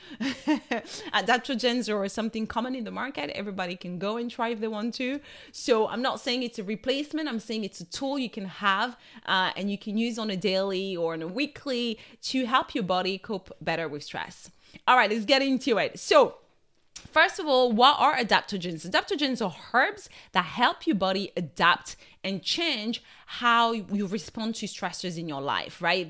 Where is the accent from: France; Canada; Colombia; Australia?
France; accent: French; My French accent is taking over